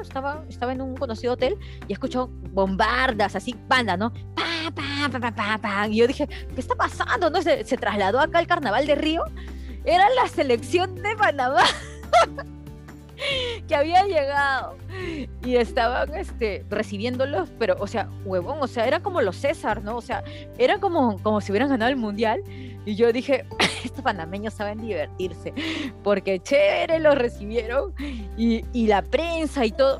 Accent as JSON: {"language": "Spanish", "country": "Peru", "said": "soy peruana"}